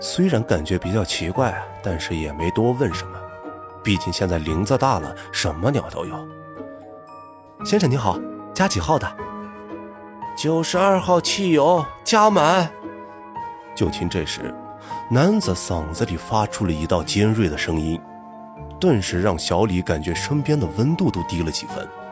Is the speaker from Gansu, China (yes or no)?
yes; Gulang, Gansu, China; 我们老家鼓浪县呢，是四面环山，地处啊，算是偏僻了